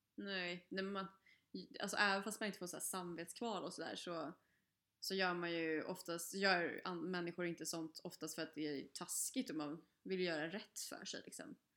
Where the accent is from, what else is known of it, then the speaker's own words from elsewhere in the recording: Stockholm area, Stockholm County, Sweden; moved away; vi har ju bott, eh, med pendeltågsavstånd till stan